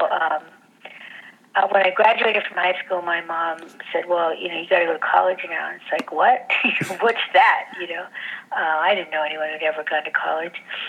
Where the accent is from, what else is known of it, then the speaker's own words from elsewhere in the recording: La Puente, California, United States; moved away as an adult; also born or lived in Logan Heights, San Diego; now in San Diego, United States; So I was raised in Los Angeles, and I grew up in the eastern part of Los Angeles County, called a little town called La Puente